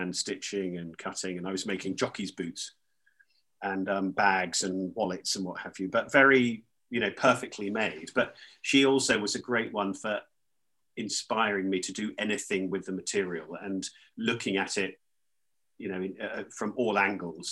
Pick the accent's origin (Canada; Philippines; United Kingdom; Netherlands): United Kingdom; Northampton, East Midlands; I grew up near Northampton, which is the centre of the shoe trade.